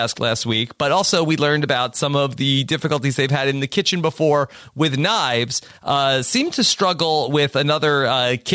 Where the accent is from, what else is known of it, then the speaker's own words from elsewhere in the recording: Texas, United States; I wake up, I think God, I'm alive, and I think God, I'm a, I'm a Texan.